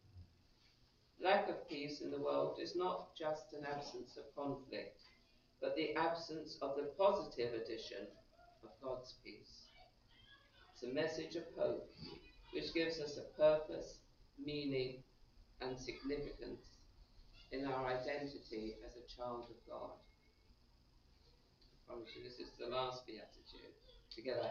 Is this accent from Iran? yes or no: no; England, United Kingdom; accent: English; moved away; also born or lived in Philadelphia; my nice English accent